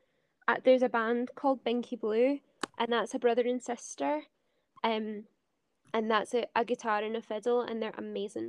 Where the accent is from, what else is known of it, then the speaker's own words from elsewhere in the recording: Scotland, United Kingdom; I'm a Scottish musician